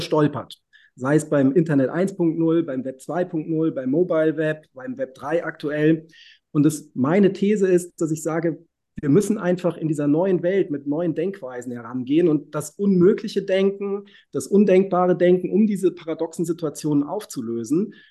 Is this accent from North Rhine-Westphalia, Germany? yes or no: no; Reinheim, Hesse, Germany; ich bin in der Schillerstraße halb aufgewachsen.